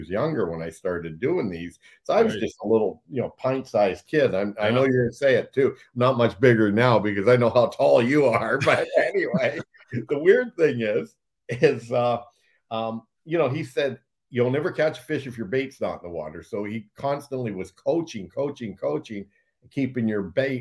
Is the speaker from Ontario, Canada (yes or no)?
yes; Blenheim, Ontario, Canada; me and another buddy from Blenheim, my hometown